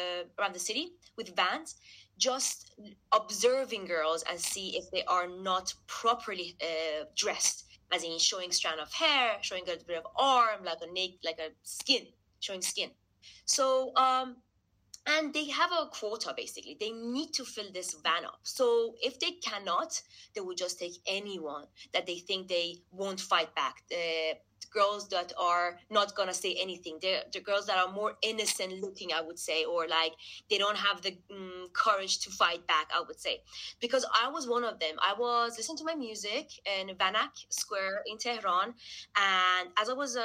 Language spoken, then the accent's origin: English; London, United Kingdom; We are all like around 28, 29, living in London. I was born here